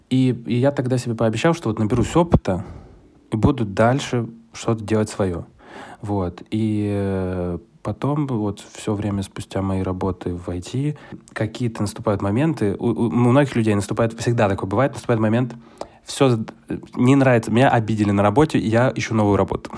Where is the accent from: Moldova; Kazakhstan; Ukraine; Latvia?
Ukraine; Kyiv; also born or lived in China / Moscow, Russia; now in Ashdod, Israel; сам я из родом с Киева